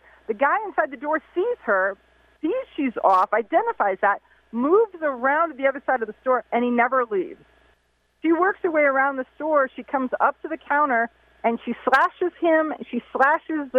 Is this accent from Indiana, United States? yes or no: no; Ohio, United States; my home state is Ohio